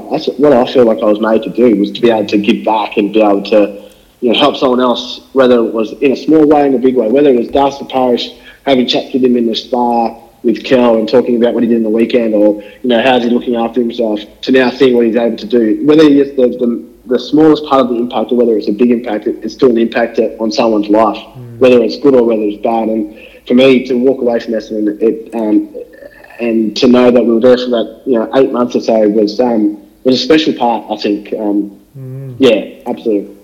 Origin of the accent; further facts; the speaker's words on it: Darwin, Northern Territory, Australia; moved away; I grew up in Darwin